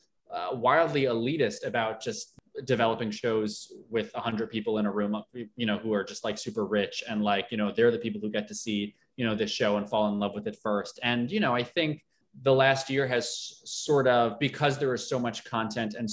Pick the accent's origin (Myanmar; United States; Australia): United States; Long Island, New York; I grew up on Long Island